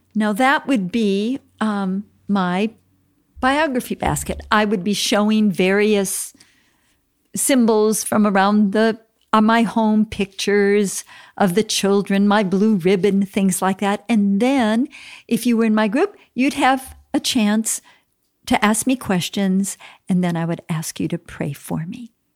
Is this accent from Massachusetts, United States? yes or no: no; Minneapolis, Minnesota, United States; I was born in Minneapolis, Minnesota